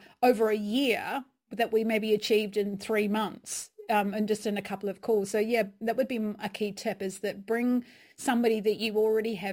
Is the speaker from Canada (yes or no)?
no; England, United Kingdom; accent: English; I've been wandering with my English accent there.